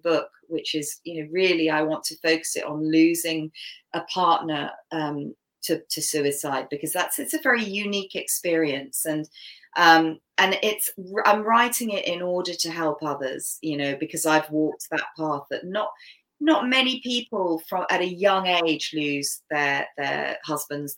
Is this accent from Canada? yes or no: yes; Canada; first language English; my native language is English because I was born in Canada. I was brought up here.